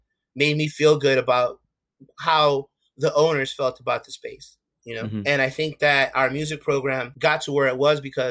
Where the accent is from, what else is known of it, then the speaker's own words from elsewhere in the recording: New York, United States; My parents are both from Ecuador. I'm first generation Ecuadorian American. But I grew up in Harlem